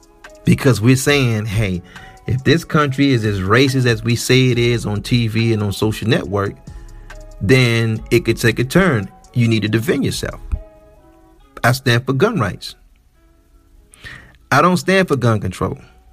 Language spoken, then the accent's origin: English; Midwest, United States; I'm from the Midwest and we have a high alpha male presence here.